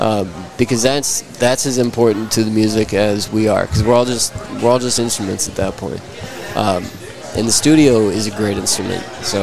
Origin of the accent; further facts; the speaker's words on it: Fort Worth, Texas, United States; Fort Worth, Texas, over by Hewlett.